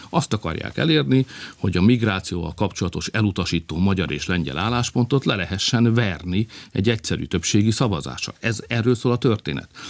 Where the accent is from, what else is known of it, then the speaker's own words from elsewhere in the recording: Hungary; mi magyarok vagyunk, meg keresztények